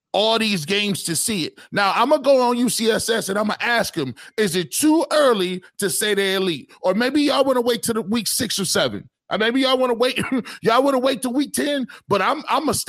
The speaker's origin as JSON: {"language": "English", "town": "Cleveland", "region": "Ohio", "country": "United States", "said": "I'm from Cleveland."}